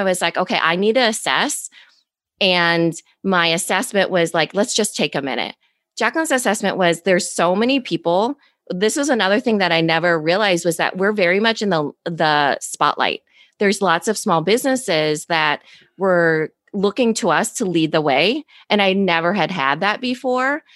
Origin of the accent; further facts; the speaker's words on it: Iowa, United States; accent: valley girl; I'm from Iowa